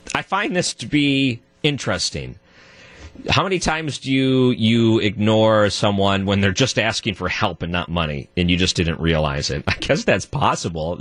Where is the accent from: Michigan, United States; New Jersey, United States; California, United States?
Michigan, United States; outside of Detroit; moved away; I grew up outside of Detroit